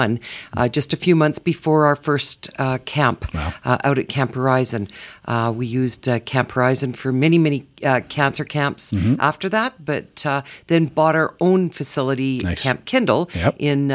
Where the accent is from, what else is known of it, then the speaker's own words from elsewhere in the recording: Calgary, Alberta, Canada; Calgary is home for me originally. Born and raised.